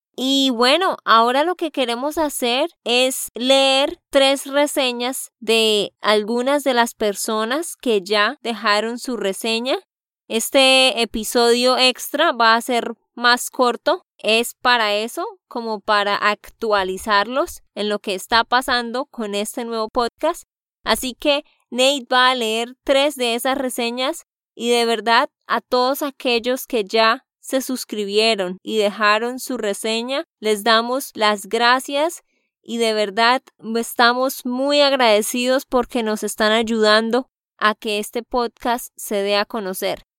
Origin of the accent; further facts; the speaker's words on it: Santander, Colombia; de Santander, Colombia